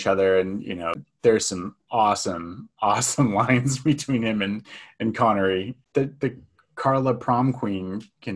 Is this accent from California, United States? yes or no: yes; Bay Area, California, United States; growing up in the Bay Area